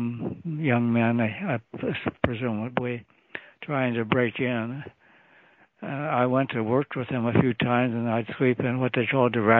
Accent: Maximo, Ohio, United States; I was born in Maximo, Ohio. It's a little burg close to Alliance, not too far from Canton, Ohio

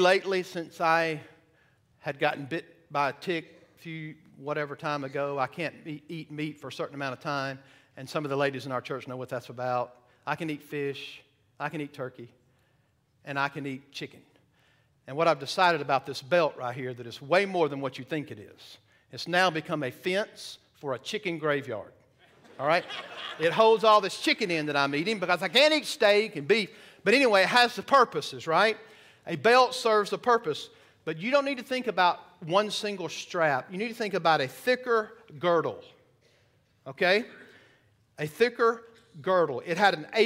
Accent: the South, United States; moved away; I'm from the South

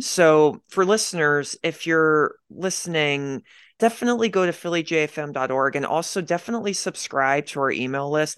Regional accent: Media, Pennsylvania, United States; I grew up in Pennsylvania, I grew up in this town, uh, it's called Media Pennsylvania

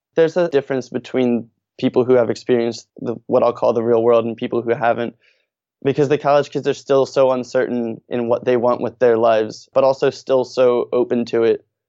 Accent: Norristown, Pennsylvania, United States; also born or lived in Philadelphia; I actually grew up outside of Philadelphia in a town called Norristown

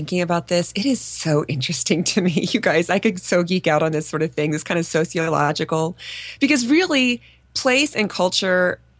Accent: Minnesota, United States; moved away as an adult; also born or lived in San Diego, California / Phoenix, Arizona; really growing up in Minnesota

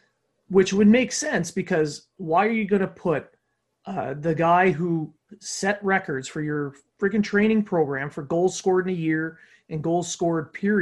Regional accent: Canada; But as we're Canadian and we want Canada to win the tournament, I don't like this.

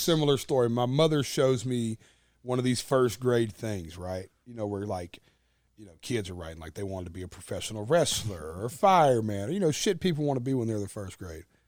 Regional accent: Nashville, Tennessee, United States; accent: twang; I'm playing my hometown arena

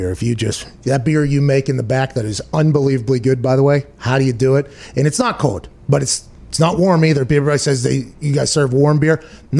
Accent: United States; But I'm allowed to talk shit. I'm an American.

